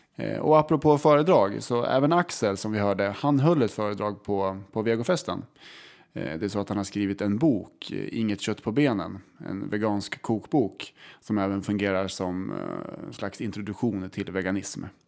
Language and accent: Swedish; Kolbäck, Västmanland, Sweden; accent: Kolbäcksmålet; Och vi är från Kolbäck. Det ligger väldigt nära Hallstahammar.